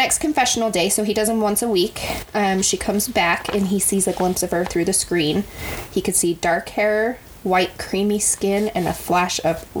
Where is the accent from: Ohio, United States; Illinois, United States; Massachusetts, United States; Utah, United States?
Utah, United States; we grew up in Utah. So we were surrounded by like the LDS church.